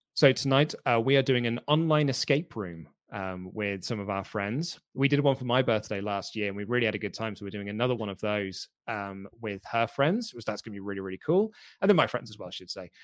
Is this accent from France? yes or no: no; United Kingdom; I'm British